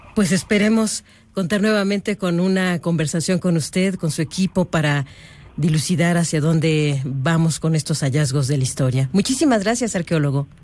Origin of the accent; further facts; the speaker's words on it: Mexico; somos como mexicanos